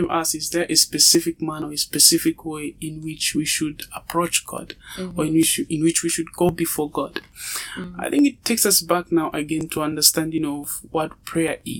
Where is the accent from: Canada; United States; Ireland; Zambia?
Zambia; moved away as an adult; now in Russia; I'm from Zambia and I'm a medical student here in Russia